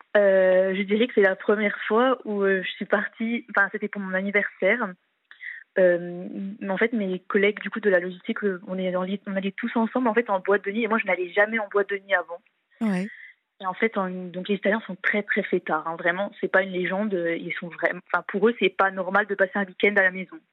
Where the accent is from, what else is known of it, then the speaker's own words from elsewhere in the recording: eastern France, France; moved away as an adult; now in Italy; je suis de l'Est de la France